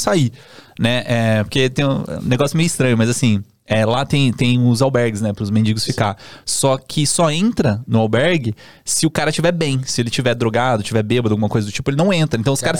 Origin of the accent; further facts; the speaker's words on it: Campinas, São Paulo, Brazil; moved away as an adult; now in São Paulo, Brazil; eu sou de Campinas, né, e aí comecei a ter muito trabalho aqui em São Paulo